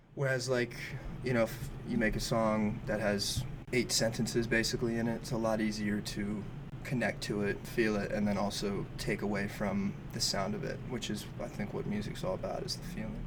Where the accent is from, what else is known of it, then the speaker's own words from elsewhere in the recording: Bay Area, California, United States; moved away as an adult; also born or lived in East Bay; now in Los Angeles, United States; Um, no, I'm from the Bay Area originally.